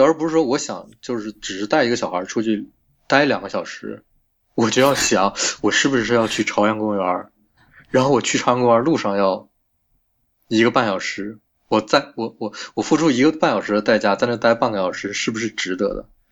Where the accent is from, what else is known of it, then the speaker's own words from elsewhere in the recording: China; 我们中国人